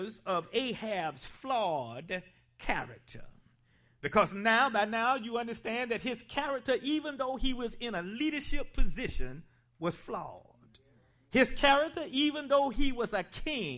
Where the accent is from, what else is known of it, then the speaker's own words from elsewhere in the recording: South Carolina, United States; I'm from South Carolina